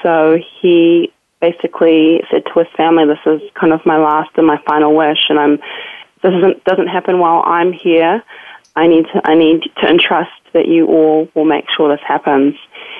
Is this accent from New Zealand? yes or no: yes; New Zealand; accent: New Zealand; My New Zealand accent at the time was much stronger, and so Robin had no idea what I was talking about.